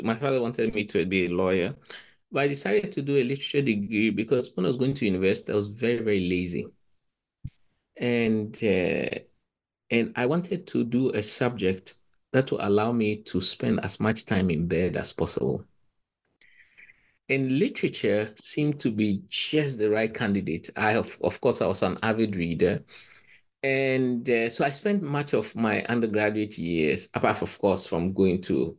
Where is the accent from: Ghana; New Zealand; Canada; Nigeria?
Ghana; moved away as an adult; also born or lived in Cambridge; I come from Ghana